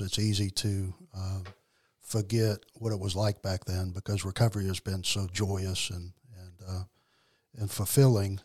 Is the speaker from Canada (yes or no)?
no; New Orleans, Louisiana, United States; moved away as an adult; now in Mississippi, United States; I was born in raised in New Orleans, Louisiana, in that area